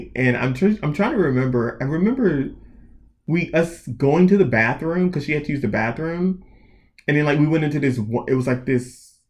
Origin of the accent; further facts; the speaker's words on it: North Carolina, United States; I am from, like, country, North Carolina, small town.